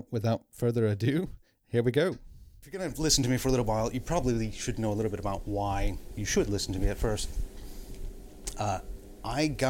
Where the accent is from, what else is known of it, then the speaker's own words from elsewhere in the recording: United States; I am American, not Canadian.